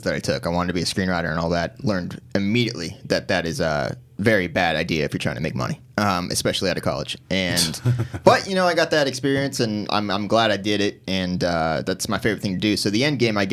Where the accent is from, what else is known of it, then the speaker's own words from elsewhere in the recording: Corona, California, United States; I grew up in Corona, which is basically an hour and a half outside